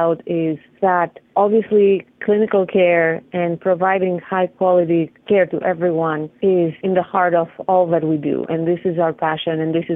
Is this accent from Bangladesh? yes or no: no; Greece; moved away; I'm from Greece